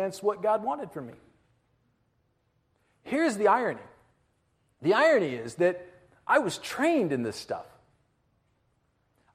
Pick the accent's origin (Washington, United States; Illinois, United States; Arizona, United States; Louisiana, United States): Illinois, United States; Harvey; I was born in the nursery of Central Christian Church at Harvey, Illinois. I was raised in the Sunday school